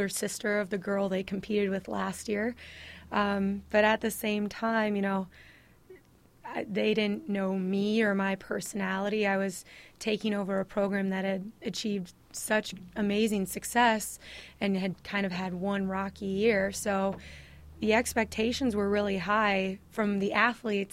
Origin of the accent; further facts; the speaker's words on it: La Crosse, Wisconsin, United States; moved away; we're originally from La Crosse, Wisconsin